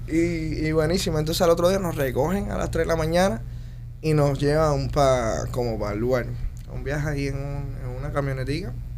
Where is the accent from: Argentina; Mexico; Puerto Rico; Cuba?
Cuba; moved away as an adult; now in United States; mi móvil en Cuba lo tenía todo el mundo